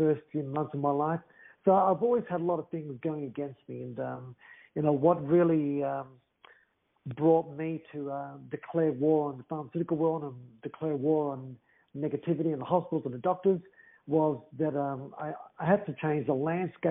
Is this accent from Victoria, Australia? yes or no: yes; Melbourne, Victoria, Australia; also born or lived in Greece; I'm made in Greece. I was raised in Australia.